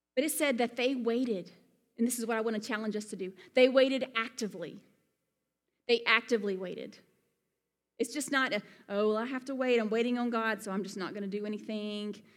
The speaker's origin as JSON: {"language": "English", "region": "Alabama", "country": "United States", "also_born_or_lived": "Colorado", "accent": "Southern", "moved": "as an adult"}